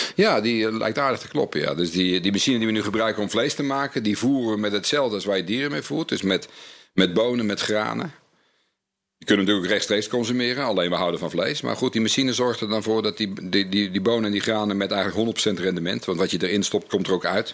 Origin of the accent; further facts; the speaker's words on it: North Brabant, Netherlands; ik kom uit Brabant